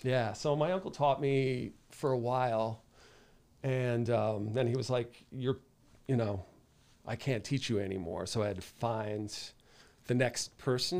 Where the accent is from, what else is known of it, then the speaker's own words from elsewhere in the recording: North Haven, Connecticut, United States; I grew up in North Haven